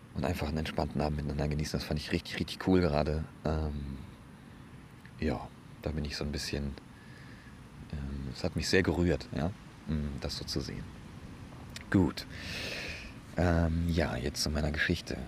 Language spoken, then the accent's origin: German; Bremen, Germany; bei uns in Bremen